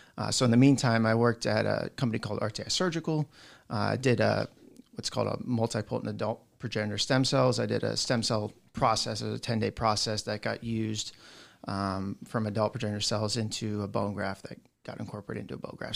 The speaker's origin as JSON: {"language": "English", "region": "South Florida", "country": "United States", "tie": "born or raised there", "said": "I grew up down in South Florida"}